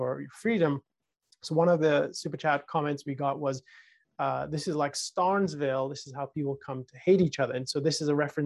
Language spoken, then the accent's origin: English; United Kingdom; when I was growing up in the United Kingdom, a very socialized and collectivized society